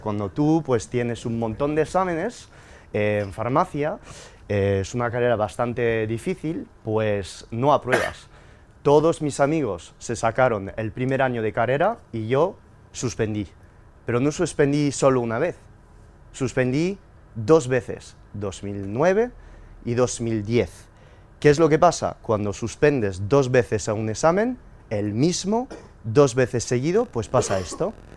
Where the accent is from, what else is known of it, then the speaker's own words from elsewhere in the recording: France; moved away; Yo soy inmigrante francés, nacido de padres españoles que emigraron a Francia en los años 60 y nací eh, en 1991